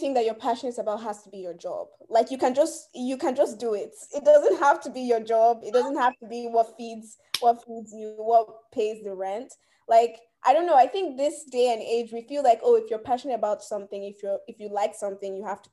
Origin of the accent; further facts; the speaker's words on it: United States; also born or lived in Nigeria; I was born here. I'm a US citizen, okay. But like I'm Nigerian